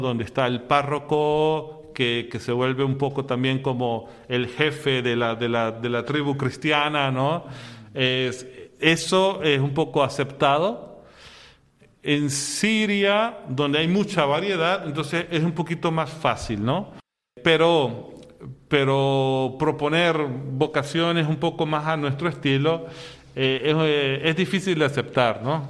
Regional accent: Venezuela; moved away as an adult; also born or lived in Syria / Egypt; yo soy de Venezuela y desde muy pequeño fui sea al oratorio que a la escuela salesiana

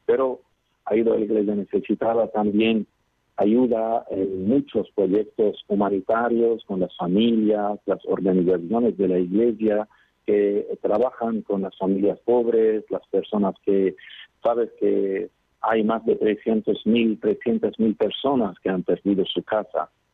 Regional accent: Qobayat, Akkar, Lebanon; Os hablo desde Líbano, desde mi pueblo que se llama Kobayat en el norte del país

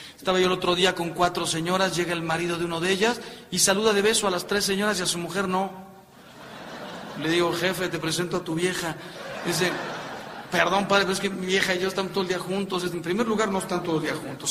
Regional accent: Mexico; yo soy mexicano

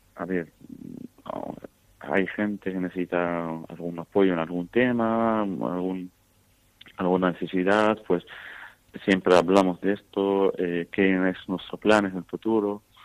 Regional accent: Syria; Spanish is a second language; now in Valencia, Spain; yo soy sirio

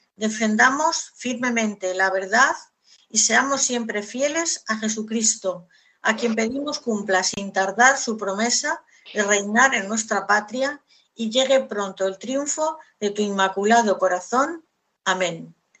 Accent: Castile, Spain; como soy castellana y en Castilla se dicen muchos refranes

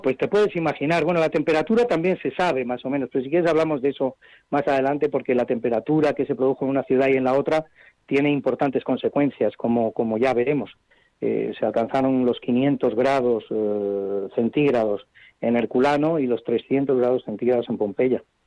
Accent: Madrid, Community of Madrid, Spain; para los que somos madrileños

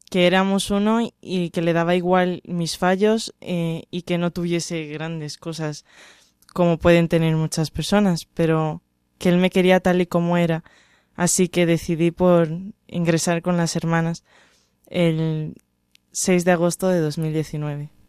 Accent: Brazil; now in Spain; Soy brasileña, pero llevo viviendo en España once años.

